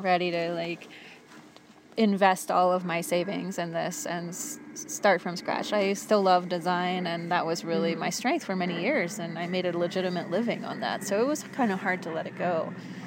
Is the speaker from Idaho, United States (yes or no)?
yes; Coeur d'Alene, Idaho, United States; moved away as an adult; also born or lived in San Francisco / New York; now in Spokane, United States; I grew up in the Northwest. I grew up in Coeur d'Alene, and I went off to San Francisco to art school and then to New York and worked out there for many years